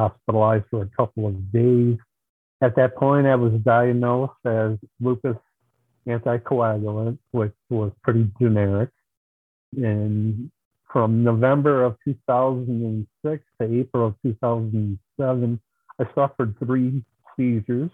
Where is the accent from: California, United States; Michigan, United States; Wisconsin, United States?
Wisconsin, United States; Marshall; I'm from Marshall, Wisconsin, which is just east of Madison